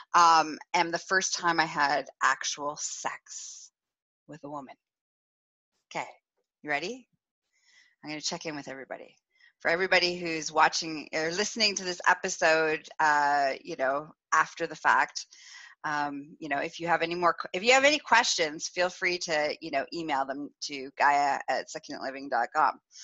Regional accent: Northern Ontario, Canada; I grew up in Northern Ontario, so in a small town

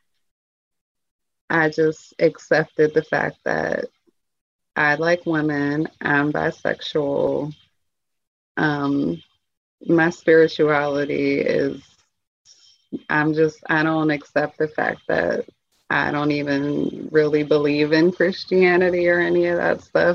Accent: Pittsburgh, Pennsylvania, United States; also born or lived in Atlanta; I'm from Pittsburgh, but I moved to Atlanta and then I moved back

